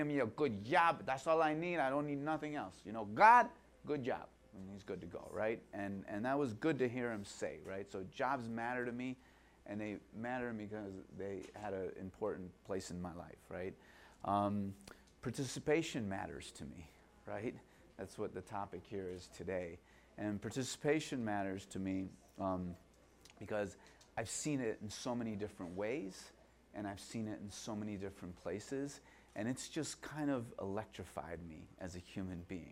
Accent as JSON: {"language": "English", "area": "Calumet Park", "region": "Illinois", "country": "United States", "tie": "born or raised there", "said": "I grew up in Kell Park. Anybody know where Kell Park is? 125th and Ashland"}